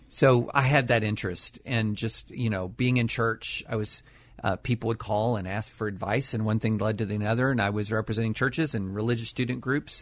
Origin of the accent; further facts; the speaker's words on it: Kentucky, United States; moved away as an adult; also born or lived in Nashville / Harvard; I grew up in Kentucky